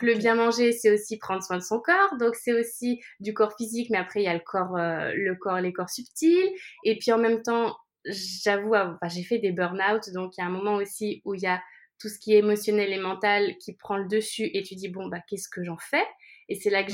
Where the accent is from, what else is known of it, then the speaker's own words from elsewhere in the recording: France; now in Barcelona, Spain; Je suis française, mais j'habite à Barcelone.